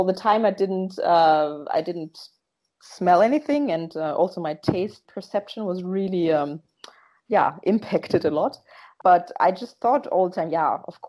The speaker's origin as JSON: {"language": "English", "country": "Germany", "tie": "born or raised there", "moved": "as an adult", "lives_now": "Netherlands", "said": "I am born in Germany. I'm half German and half Ghanaian. My last name and my father and half of my family are Ghanaian. And I grew up in Germany"}